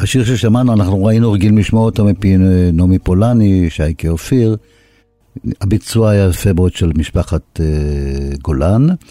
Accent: Haifa, Haifa District, Israel; אני, דרך אגב, גם נולדתי ליד הים בחיפה.

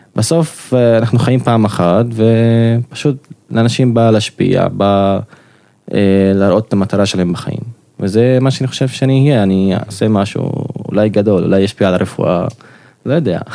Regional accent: Nazareth, Northern District, Israel; moved away as an adult; now in Haifa, Israel; אני מקור נצרת, כרגע גר בחיפה

